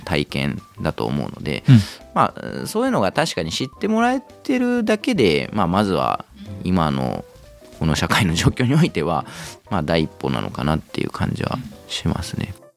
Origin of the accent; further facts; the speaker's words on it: Nakatsu, Oita, Japan; moved away as an adult; also born or lived in Tokyo; now in Kamakura, Japan; 自分も地元大分